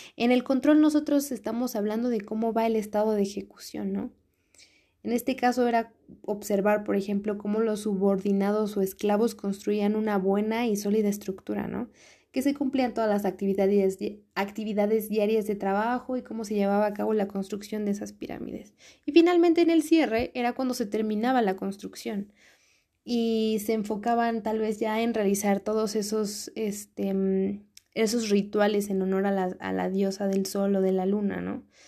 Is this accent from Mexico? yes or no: yes; Mexico; uno como mexicano